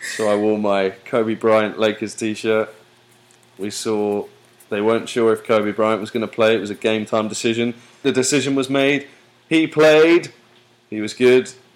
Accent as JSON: {"language": "English", "country": "United Kingdom", "moved": "yes", "lives_now": "United States", "said": "I'm so British"}